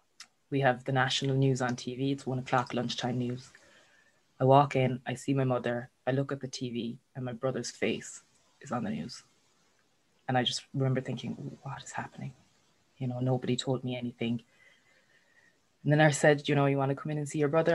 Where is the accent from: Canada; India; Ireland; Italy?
Ireland; we're Irish